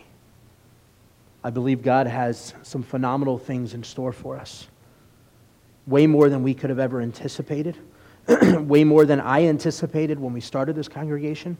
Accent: United States; especially as American believers

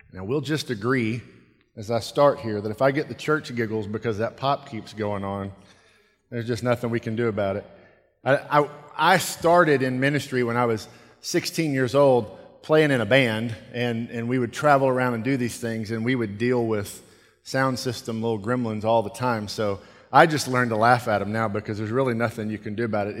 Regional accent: United States; I'm American

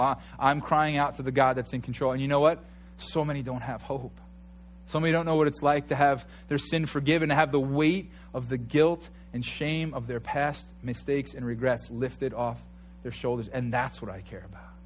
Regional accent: New York, United States

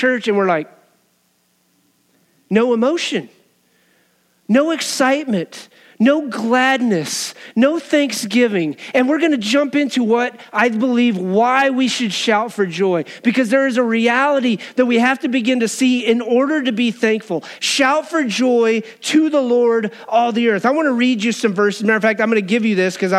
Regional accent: Wyoming, United States; I grew up in Wyoming.

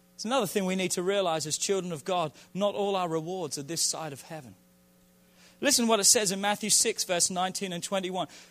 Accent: England, United Kingdom; I'm from England

